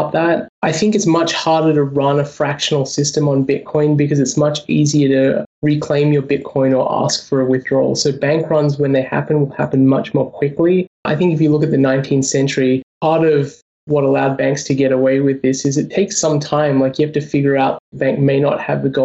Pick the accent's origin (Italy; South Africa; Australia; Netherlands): Australia; also born or lived in United States; I'm Australian. I have a bank account in Australia